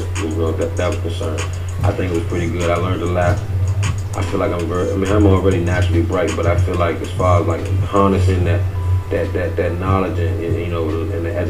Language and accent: English; Washington, District of Columbia, United States; growing up in D.C., man, you know, for me, I'm from Northeast, I'm from Edgewood